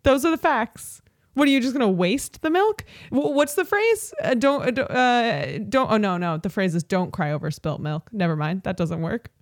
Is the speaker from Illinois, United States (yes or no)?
yes; Chicago suburbs, Illinois, United States; we're both from the Chicago suburbs